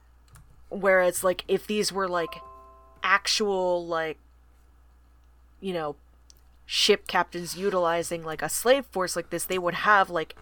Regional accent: the South, United States; I'm from the South

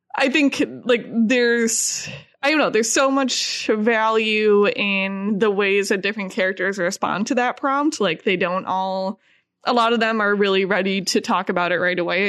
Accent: Midwest, United States; we're both from the Midwest

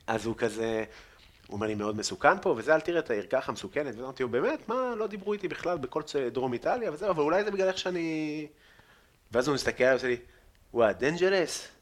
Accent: Afula, Northern District, Israel; גדלתי איפה שגדלתי בעפולה

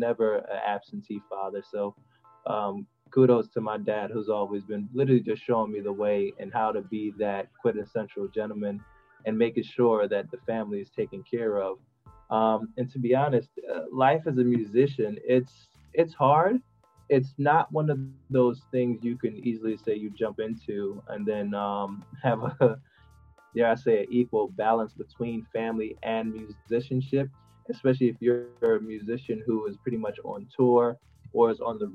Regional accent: Montego Bay, Saint James, Jamaica; now in United States; I'm originally from Jamaica, but I migrated to the U.S., like you said, for a betterment of education

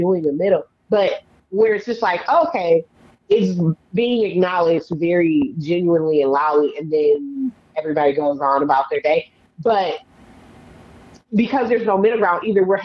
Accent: Detroit, Michigan, United States; moved away as an adult; I was born and raised in Detroit

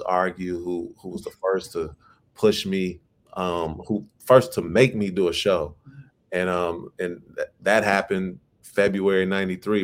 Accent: Chicago, Illinois, United States; my city, Chicago, you know, my hometown

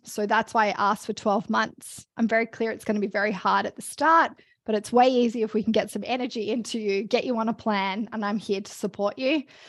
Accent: Australia; moved away as an adult; also born or lived in Melbourne; now in Canada; I'm Australian, and I always wanna be able to come home, uh, to see my family

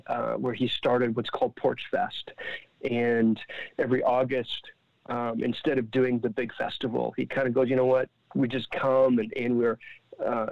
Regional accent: Ottawa, Ontario, Canada; I'm from Ottawa, and we do this in Ottawa in my neighborhood every month

